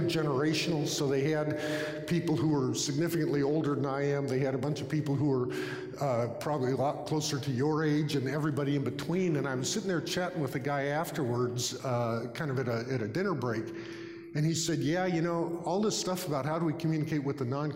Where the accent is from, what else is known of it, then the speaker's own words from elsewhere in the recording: California, United States; I'm from California